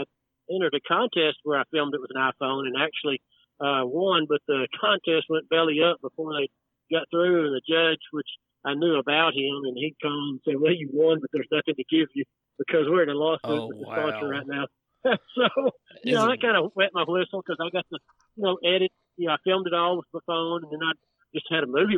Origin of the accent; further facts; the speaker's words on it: Dallas, Texas, United States; also born or lived in Wichita Falls, Texas; now in De Leon, United States; I was born in Dallas, and then we moved to our family farm out south Wichita Falls when I was in sixth grade. And I finished high school out there